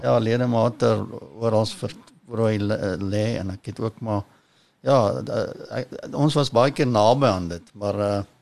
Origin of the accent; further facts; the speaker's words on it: Kempton Park, Gauteng, South Africa; ek ek kom eintlik van Kempton Park af. Eh, ja. Uh, daar ek is in my ouer huis gebore en ek het daar ek het maar daar gebly